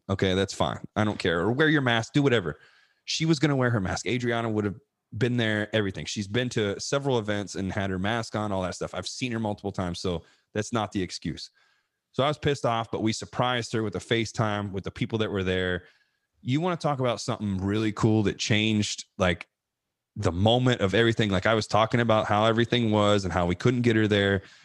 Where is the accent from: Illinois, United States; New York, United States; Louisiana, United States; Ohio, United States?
Ohio, United States; in front of my family, my friends, you know, it's my home state